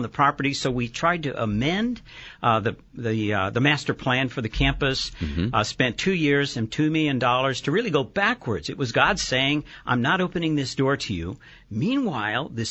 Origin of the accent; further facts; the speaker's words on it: West Coast, United States; also born or lived in Texas / Chula Vista, California; I was raised on the West Coast, but came here in swaddling clothes.